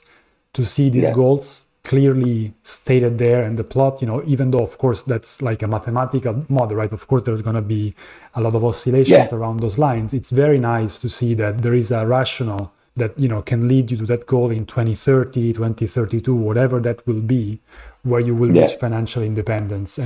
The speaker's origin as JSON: {"language": "English", "country": "Italy", "moved": "yes", "said": "we come from Italy"}